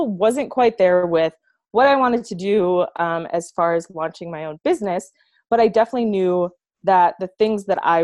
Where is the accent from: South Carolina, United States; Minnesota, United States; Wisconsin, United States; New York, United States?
Wisconsin, United States; moved away as an adult; now in Colorado, United States; I am originally from Wisconsin